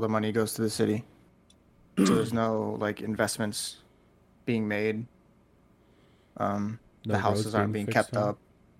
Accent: Herkimer, New York, United States; now in Texas, United States

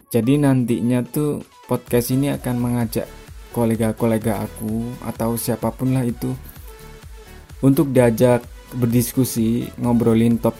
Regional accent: Malang, East Java, Indonesia; Ya betul sekali, aku dari Malang. Sekarang juga alhamdulillah masih tinggal di Malang.

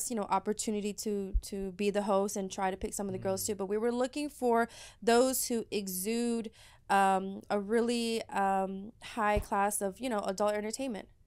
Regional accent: Dallas, Texas, United States; I'm born and raised here

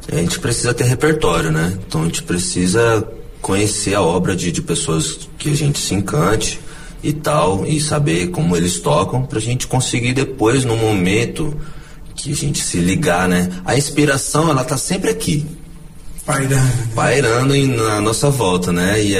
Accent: Campo Grande, Mato Grosso do Sul, Brazil; Bom, eu nasci em Campo Grande, né? Sou, sou campo

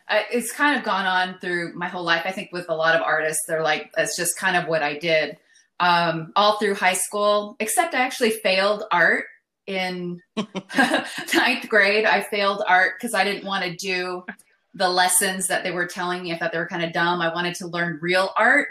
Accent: El Paso, Texas, United States; now in Austin, United States; I'm from El Paso

